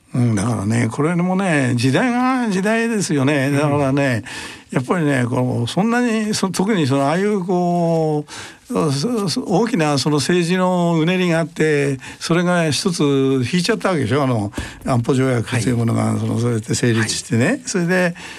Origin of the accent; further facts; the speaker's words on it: Tokyo, Japan; also born or lived in Ishioka, Ibaraki; 生まれは東京都五反田ですね